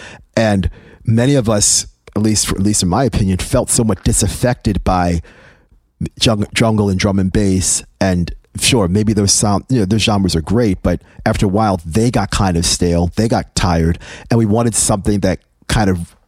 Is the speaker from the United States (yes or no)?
yes; Baltimore, Maryland, United States; also born or lived in England; people always think that I grew up in New York City. I've never lived in New York City. I grew up in Baltimore. I always lived in Baltimore. I never grew up in New York.